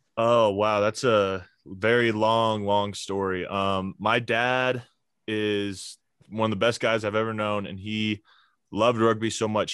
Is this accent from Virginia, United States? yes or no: yes; Alexandria, Virginia, United States; moved away as an adult; also born or lived in Ireland; now in Colorado, United States; I'm originally from Alexandria, Virginia.